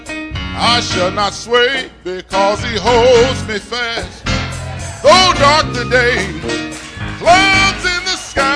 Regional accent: Kentucky, United States; I'm from Kentucky

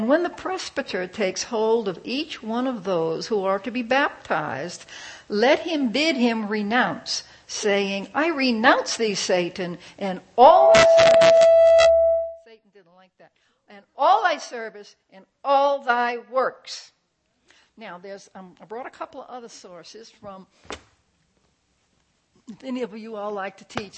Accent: New Orleans, Louisiana, United States; When I was a kid, I grew up in New Orleans

